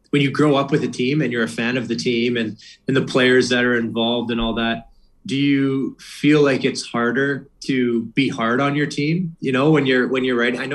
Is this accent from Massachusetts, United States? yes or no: yes; Boston, Massachusetts, United States; I want to listen to them I'm from Boston.